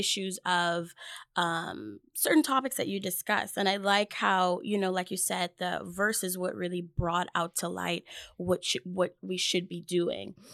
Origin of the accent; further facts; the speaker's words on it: Bahamas; moved away; I am from the Bahamas.